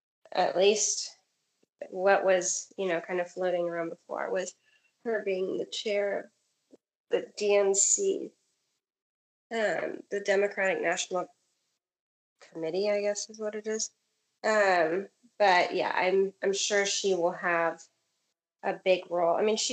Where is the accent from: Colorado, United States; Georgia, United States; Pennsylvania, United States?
Georgia, United States; DeKalb County; also born or lived in Fulton County, Georgia; I live in Fulton County and grew up in DeKalb.